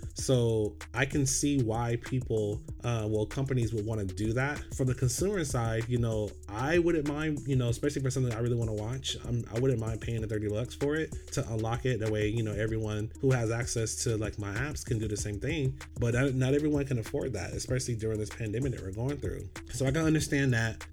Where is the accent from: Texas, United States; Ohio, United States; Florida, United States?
Florida, United States; Orlando; I grew up in Orlando, Florida